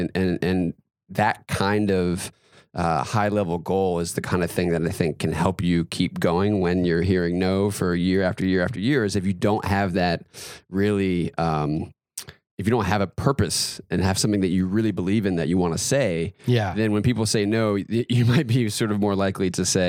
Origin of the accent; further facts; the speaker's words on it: North Carolina, United States; I grew up in North Carolina, big basketball state.